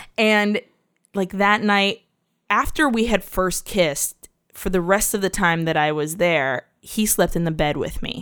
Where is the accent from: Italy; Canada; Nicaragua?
Nicaragua; we're Latinos from Nicaragua